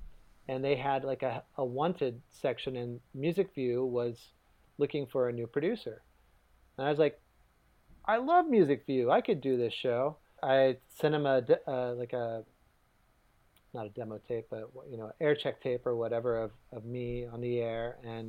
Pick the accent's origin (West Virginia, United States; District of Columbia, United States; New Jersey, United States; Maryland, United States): West Virginia, United States; Lewisburg; moved away as an adult; now in New York, United States; I grew up in West Virginia, in the sort of southeastern part of the state, a town called Lewisburg, West Virginia.